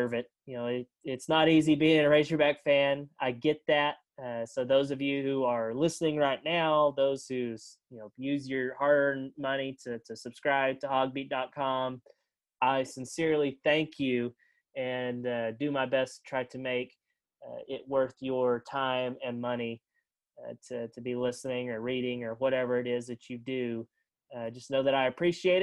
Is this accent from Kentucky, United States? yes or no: no; Arkansas, United States; this is my home state. I've lived here my entire life.